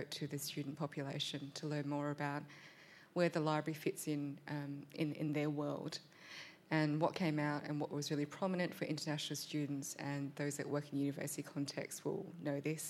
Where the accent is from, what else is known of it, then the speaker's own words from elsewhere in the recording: Australia; first language English; I was born in Australia, English is my first language, but I have a complicated relationship with my Vietnamese heritage